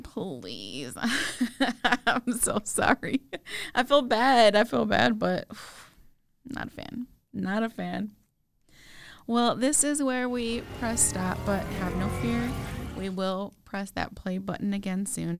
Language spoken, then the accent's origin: English; Chicago, Illinois, United States; We grew up in a metropolis in a huge city, Chicago